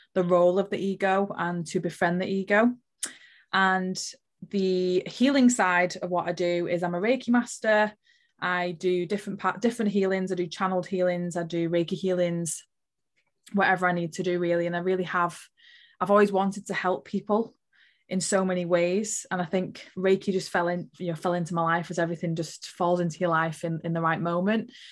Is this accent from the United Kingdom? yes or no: yes; Liverpool, North West England, United Kingdom; I was born in Liverpool